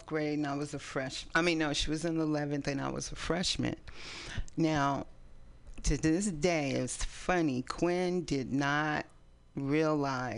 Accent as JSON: {"language": "English", "town": "East Palo Alto", "region": "California", "country": "United States", "tie": "born or raised there", "also_born_or_lived": "San Francisco, California", "moved": "as an adult", "lives_now": "Oakland, United States", "said": "We actually went to the same church. We grew up in East Palo Alto."}